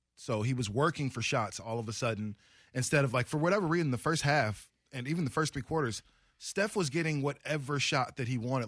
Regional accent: Oregon, United States; moved away; also born or lived in Las Vegas; I'm sitting there from Oregon

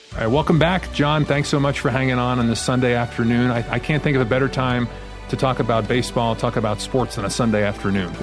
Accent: New York, United States; growing up in New York

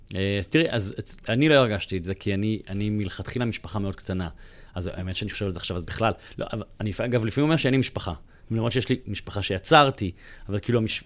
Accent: Bat Yam, Tel Aviv District, Israel; moved away as an adult; אני עזבתי את הבית בגיל 21, ועברתי לתל אביב מבת ים

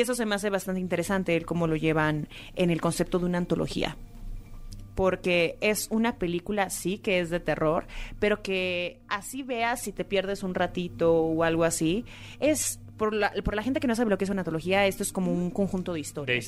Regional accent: Mexico; el mexicano

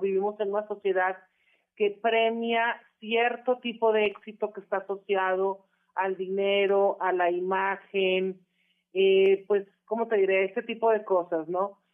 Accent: Monterrey, Nuevo León, Mexico; Monterrey, Nuevo León, que es donde de donde soy originaria

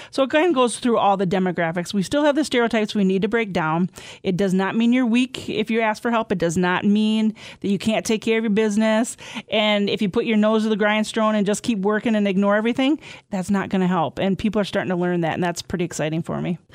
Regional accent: southwest Wisconsin, United States; I'm from Inner Point in southwest Wisconsin that have a lot of mines there

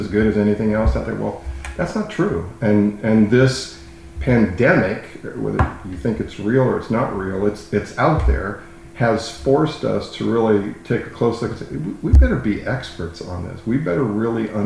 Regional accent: Southern California, United States; also born or lived in Palm Harbor; I started in the industry, way back in late 80s in Southern California, which is where I'm from

